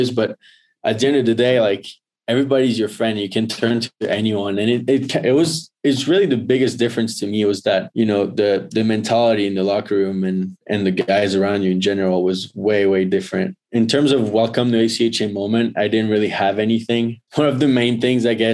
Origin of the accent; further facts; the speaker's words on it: Northeast, United States; I came from the Northeast where it's like. You know, playing juniors and stuff.